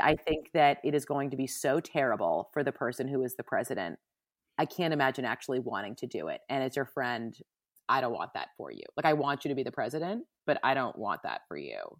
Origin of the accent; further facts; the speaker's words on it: New York, United States; we're from New York